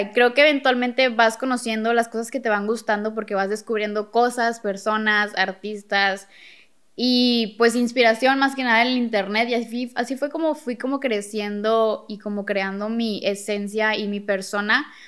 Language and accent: Spanish; Monterrey, Nuevo León, Mexico; yo somos de Monterrey